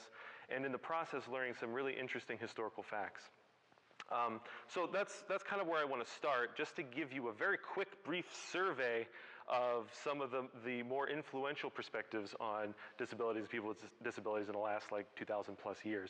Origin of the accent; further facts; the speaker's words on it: Ohio, United States; moved away; I'm from Ohio